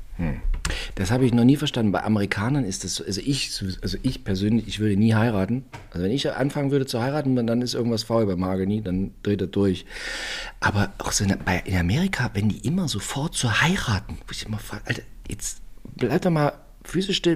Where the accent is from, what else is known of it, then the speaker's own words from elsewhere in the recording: East Germany, Germany; Bei uns in der DDR auf dem Dorf